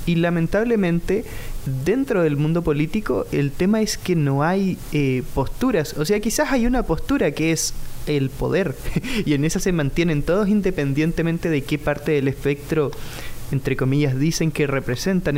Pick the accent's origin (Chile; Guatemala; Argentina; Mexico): Chile; moved away; vengo de Chile